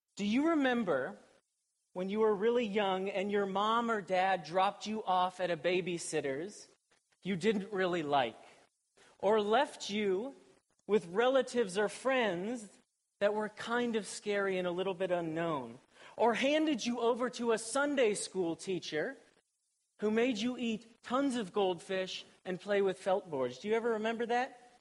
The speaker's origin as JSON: {"language": "English", "town": "Columbus", "region": "Ohio", "country": "United States", "tie": "born or raised there", "said": "I was born and raised in Columbus, Ohio."}